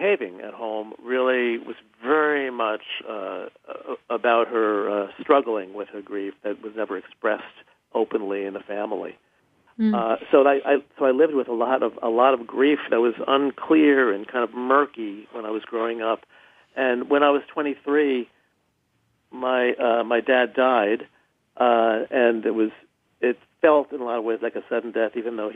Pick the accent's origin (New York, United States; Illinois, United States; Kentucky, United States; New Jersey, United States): New York, United States; I grew up in New York